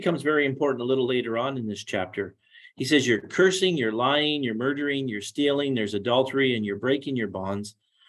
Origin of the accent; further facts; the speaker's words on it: Los Angeles, California, United States; I'm from Los Angeles. It's back on the 5th, 6th page of the newspaper.